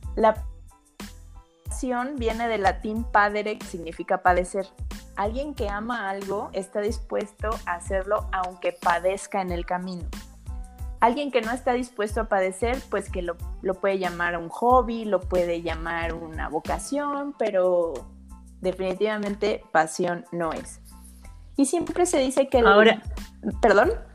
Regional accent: Mexico; en mi país

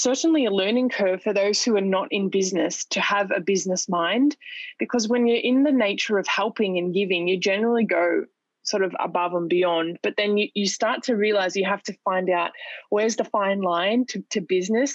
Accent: Australia; moved away as an adult; now in Dubai, United Arab Emirates; my home country in Australia

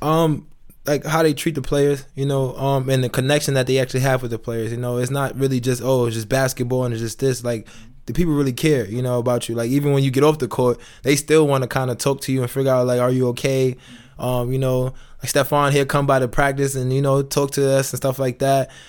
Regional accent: New York City, New York, United States; moved away as an adult; now in Itzehoe, Germany; I'm from New York

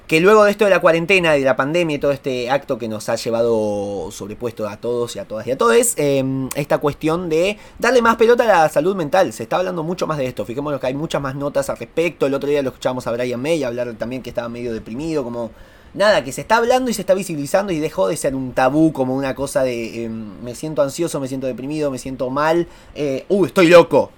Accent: Argentina; Acá en Argentina

